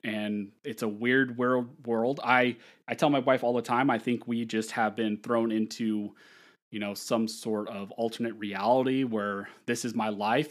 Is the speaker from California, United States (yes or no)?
yes; California, United States; also born or lived in Pennsylvania; a job opportunity in my hometown to work with a local firm